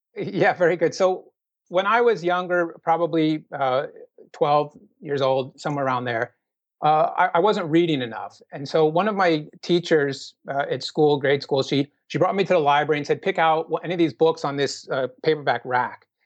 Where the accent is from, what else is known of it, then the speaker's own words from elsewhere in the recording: Minnesota, United States; also born or lived in Sydney, Australia; Minnesota because that's my home state